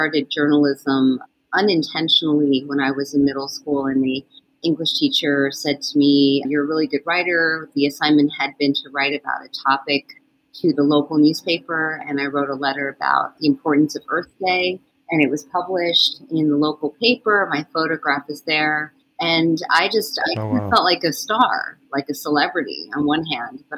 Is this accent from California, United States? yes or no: no; Westchester County, New York, United States; born, raised in Westchester County